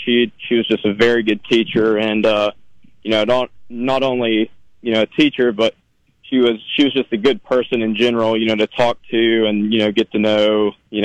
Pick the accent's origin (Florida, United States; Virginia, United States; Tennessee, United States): Tennessee, United States; Soddy-Daisy; I grew up in Soddy, or I was born here. I grew up, went to Soddy Elementary, Soddy-Daisy Middle School, and Soddy-Daisy High School